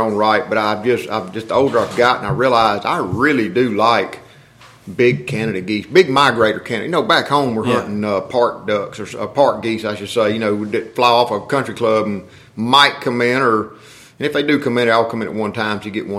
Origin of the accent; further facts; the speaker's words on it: the South, United States; we're from the South and we know how to cook